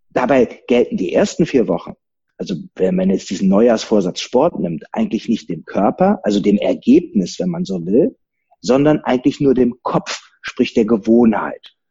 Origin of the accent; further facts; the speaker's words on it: Rhineland, Germany; Als Rheinländer nimmst du dich halt nicht so ernst. Ne? Das, das, kriegst du von klein auf beigebracht.